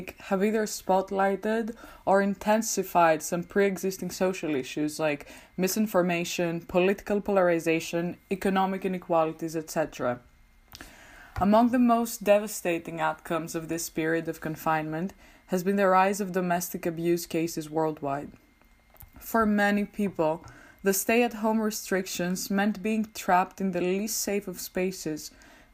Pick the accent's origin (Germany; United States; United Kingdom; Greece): Greece; moved away as an adult; now in Amsterdam, Netherlands; I am originally from Greece, but I'm currently doing my master's in political communication at the University of Amsterdam.